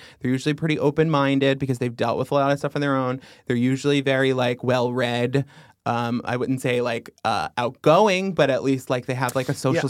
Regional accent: Long Island, New York, United States; growing up on Long Island

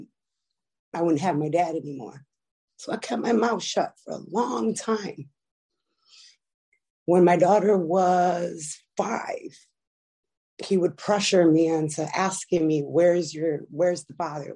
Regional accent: Chicago, Illinois, United States; also born or lived in California; When I was 4, my parents sent me to Chicago to, I believe, to live with my grandmother at first.

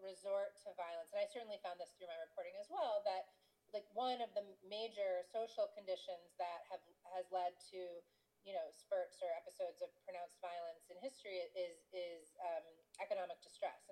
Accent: United States; as an American living in the world

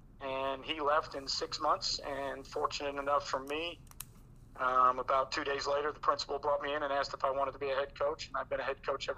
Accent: Long Island, New York, United States; moved away as an adult; also born or lived in Miami; now in Florida, United States; I was born in Miami, raised on Long Island for pretty much my entire life from 1975 till about 1998.

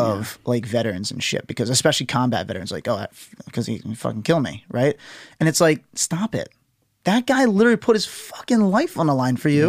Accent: United States; I'm an American

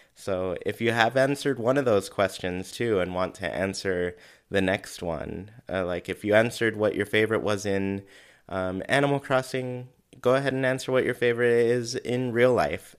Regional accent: California, United States; moved away; I'm originally from California

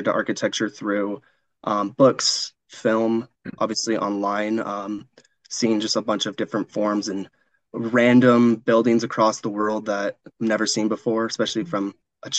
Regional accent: Missoula, Montana, United States; moved away as an adult; now in Denver, United States; I am from Missoula, Montana

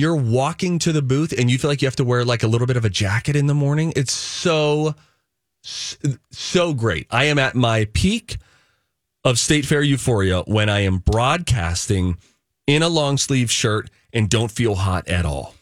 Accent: Pittsburgh, Pennsylvania, United States; accent: Pittsburghese; moved away; I grew up in Pittsburgh

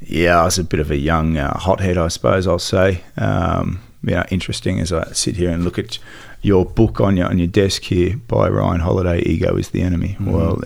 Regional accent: Sydney, New South Wales, Australia; also born or lived in Melbourne; Well, I was born in Melbourne, raised in Sydney. Dad ran pubs, so we lived in pubs.

